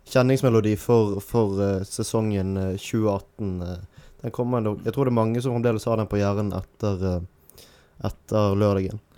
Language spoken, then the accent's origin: Norwegian; Bergen, Vestland, Norway; som bergenser